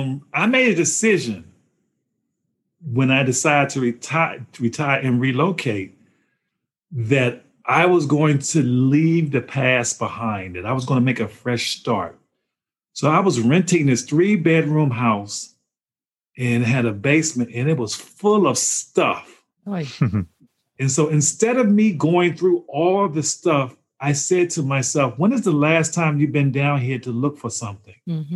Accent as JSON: {"language": "English", "region": "Maryland", "country": "United States", "lives_now": "North Carolina, United States", "said": "I don't like the Duke team. I'm from Maryland."}